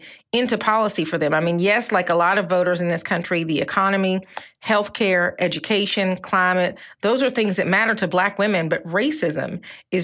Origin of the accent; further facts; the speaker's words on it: the South, Southern United States, United States; as a Southerner, as a Black woman